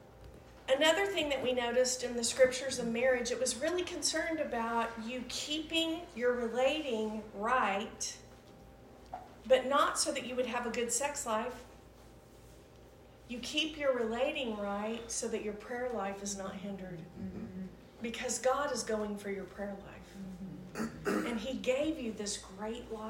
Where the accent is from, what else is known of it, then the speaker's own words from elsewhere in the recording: Oklahoma, United States; we're from Oklahoma